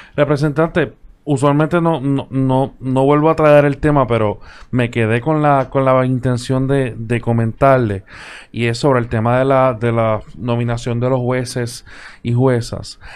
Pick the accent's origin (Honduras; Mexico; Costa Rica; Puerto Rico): Puerto Rico; desde el punto de vista de Puerto Rico, donde tenemos una cultura del bipartidismo